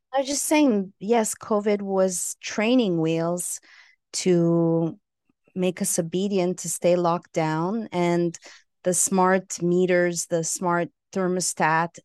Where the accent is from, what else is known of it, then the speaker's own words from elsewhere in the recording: Montreal, Quebec, Canada; also born or lived in Los Angeles, California / San Francisco, California; now in Costa Rica; I hail from Montreal, Canada